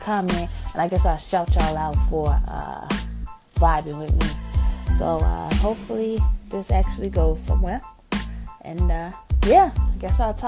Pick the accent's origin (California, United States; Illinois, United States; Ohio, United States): Illinois, United States; Chicago; I'm from Chicago